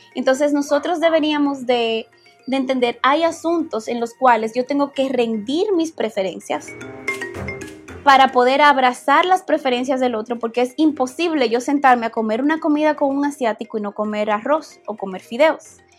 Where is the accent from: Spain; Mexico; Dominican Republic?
Dominican Republic; moved away; como dominicanos